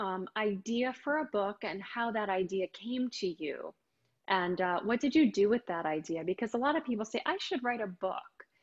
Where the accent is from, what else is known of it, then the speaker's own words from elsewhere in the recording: Midwest, United States; now in Florida, United States; I grew up in the Midwest